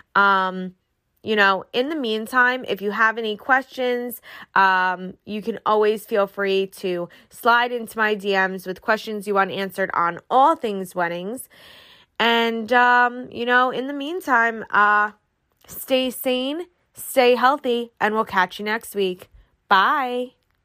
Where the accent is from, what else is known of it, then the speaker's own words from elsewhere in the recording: New York, United States; I'm from New York